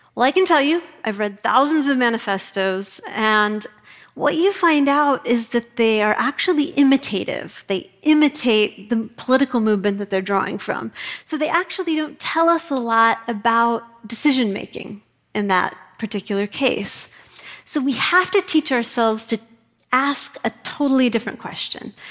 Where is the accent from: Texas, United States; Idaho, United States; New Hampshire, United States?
Idaho, United States; Kootenai County; moved away as an adult; also born or lived in New York City; I grew up in Kootenai County, Idaho